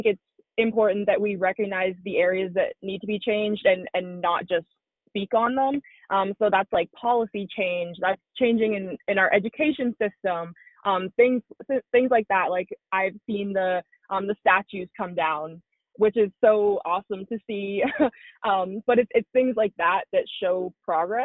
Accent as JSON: {"language": "English", "country": "Canada", "tie": "born or raised there", "said": "I grew up playing hockey in Canada"}